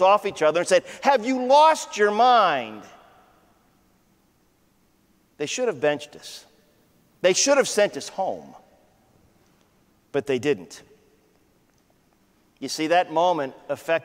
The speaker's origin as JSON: {"language": "English", "region": "Ohio", "country": "United States", "tie": "born or raised there", "said": "I grew up in Ohio."}